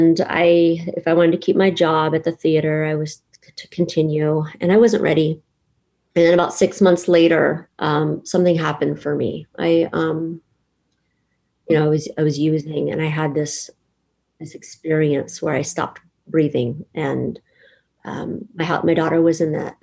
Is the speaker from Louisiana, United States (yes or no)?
no; San Jose, California, United States; also born or lived in Monterey; I'm from San Jose, then I moved to Monterey